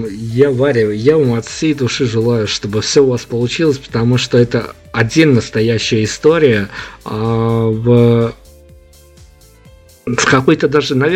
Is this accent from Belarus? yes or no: yes; Belarus; Понятно, что мы партизанили, мы же как белорусы, мы должны партизанить